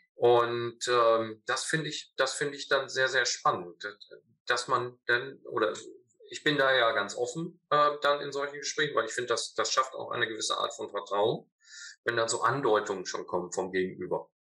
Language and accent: German; North Rhine-Westphalia, Germany; Ich komme zwar äh, aus Ostwestfalen